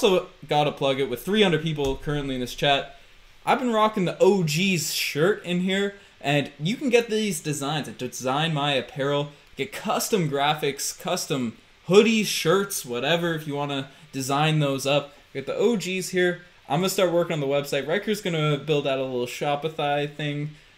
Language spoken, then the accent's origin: English; Newfoundland and Labrador, Canada; also born or lived in Quebec; I'm a Newfoundlander speaking French.